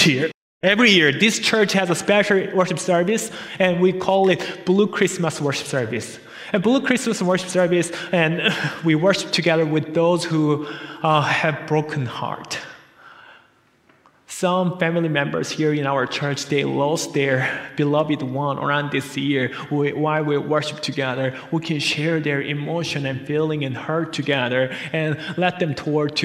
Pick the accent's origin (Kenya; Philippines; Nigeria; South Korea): South Korea; moved away; we came from South Korea. We are migrants' family here.